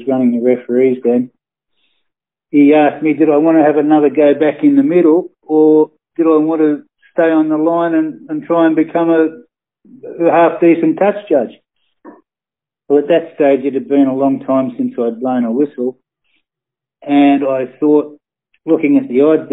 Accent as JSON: {"language": "English", "town": "Sydney", "region": "New South Wales", "country": "Australia", "tie": "born or raised there", "said": "I was born in Sydney on the North Shore."}